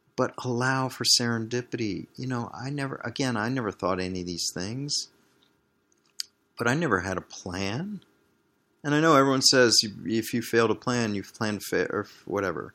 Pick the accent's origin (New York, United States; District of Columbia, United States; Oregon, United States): District of Columbia, United States; Washington; moved away as an adult; also born or lived in Barcelona, Spain / Green Bay, Wisconsin; growing up in Washington, D C